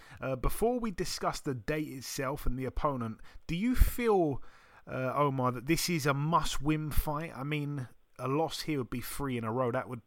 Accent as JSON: {"language": "English", "country": "United Kingdom", "said": "especially as a Brit, staying up and watching that."}